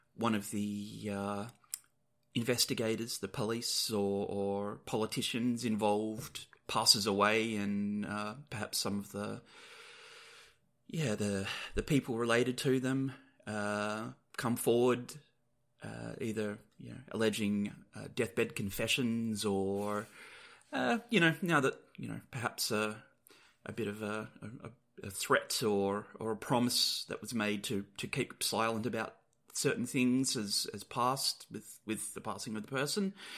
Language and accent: English; Perth, Western Australia, Australia; we're returning to my hometown of Perth in Western Australia